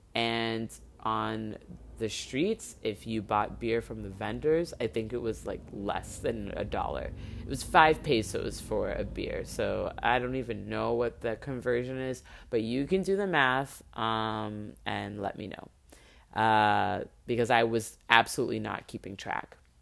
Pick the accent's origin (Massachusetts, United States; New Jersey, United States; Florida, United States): Florida, United States; Miami; this is in Miami, this is in my hometown